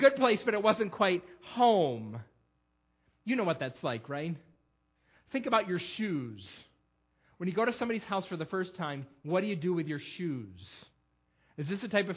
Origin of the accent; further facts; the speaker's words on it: Perry, United States; I grew up in Perry on Fruit Street